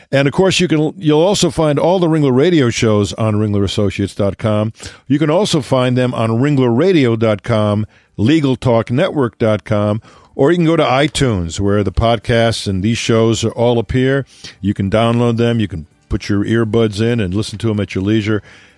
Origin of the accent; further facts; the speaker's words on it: Connecticut, United States; My home state, I take offense to that.